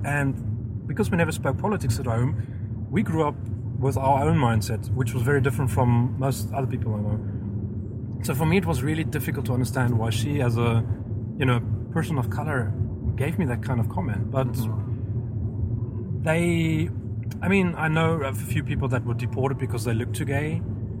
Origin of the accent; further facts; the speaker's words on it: South Africa; moved away; I'm South African, well, I was South African.